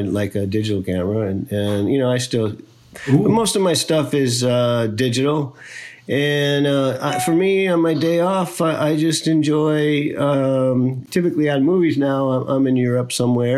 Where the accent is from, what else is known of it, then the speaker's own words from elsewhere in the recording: Chicago, Illinois, United States; I grew up in Chicago, which is a very kind of beautiful city